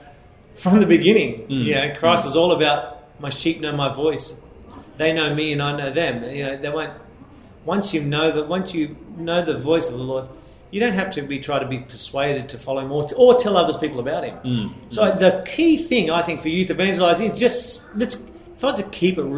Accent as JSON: {"language": "English", "country": "Australia", "tie": "born or raised there", "said": "growing up in Australia as a young Catholic guy out in a small town"}